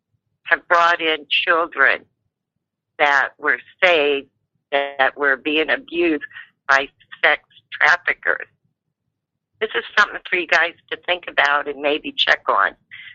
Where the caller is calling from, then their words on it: Oregon, United States; I'm calling from Oregon.